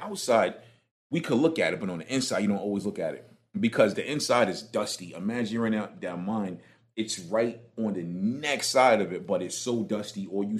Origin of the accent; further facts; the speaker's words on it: New York City, New York, United States; Yeah, you see the Brooklyn coming out of me, right?